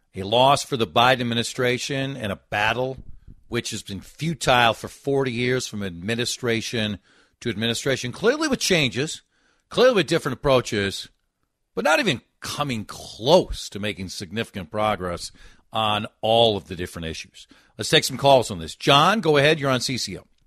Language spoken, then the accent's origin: English; Golden Valley, Minnesota, United States; I was born and lived in Golden Valley.